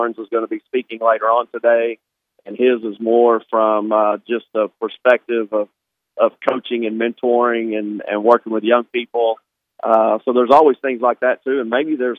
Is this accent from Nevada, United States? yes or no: no; Arkansas, United States; I grew up in Arkansas